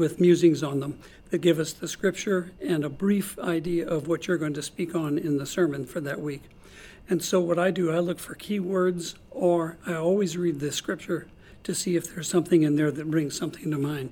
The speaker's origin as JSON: {"language": "English", "town": "St. Louis", "region": "Missouri", "country": "United States", "tie": "born or raised there", "also_born_or_lived": "Cape Girardeau, Missouri", "moved": "as an adult", "lives_now": "Norman, United States", "said": "I was born and raised in St. Louis"}